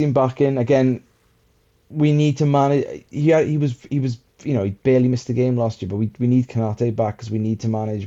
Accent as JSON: {"language": "English", "area": "Welsh", "region": "Wales", "country": "United Kingdom", "moved": "yes", "lives_now": "England", "said": "It's great being Welsh at the moment."}